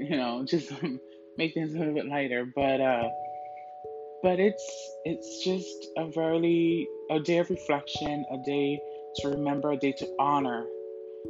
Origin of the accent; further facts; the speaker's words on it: New Jersey, United States; moved away; also born or lived in Florida; I'm originally from New Jersey, and I was in high school